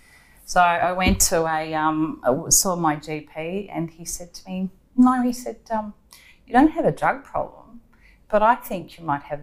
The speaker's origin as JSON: {"language": "English", "town": "Melbourne", "region": "Victoria", "country": "Australia", "tie": "born or raised there", "also_born_or_lived": "Michigan, United States", "said": "No, I'm from Melbourne, so okay. I went to a girls' school in Melbourne, Star of the Sea."}